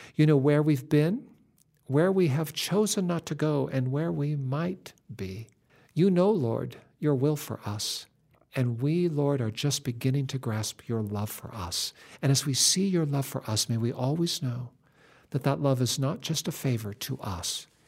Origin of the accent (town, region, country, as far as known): West Coast, United States